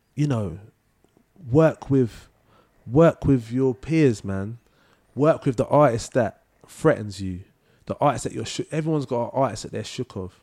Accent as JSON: {"language": "English", "region": "London", "country": "United Kingdom", "tie": "born or raised there", "also_born_or_lived": "Manchester", "said": "I grew up in Leytonstone"}